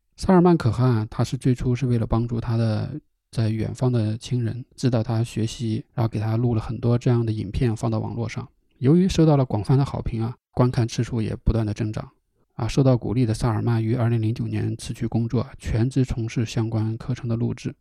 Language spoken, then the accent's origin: Chinese; China; also born or lived in Inner Mongolia; 我从小在河北和内蒙古交界处的一个农村长大，充值不大，就靠着一个小山坡